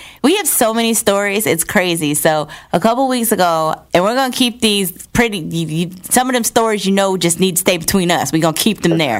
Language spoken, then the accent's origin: English; New Jersey, United States; I'm originally from New Jersey